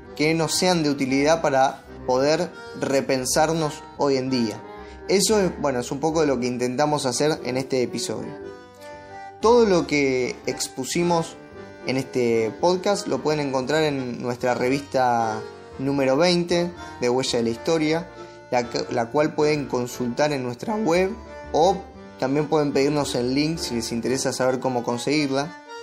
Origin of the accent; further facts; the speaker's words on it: Argentina; todos somos argentinos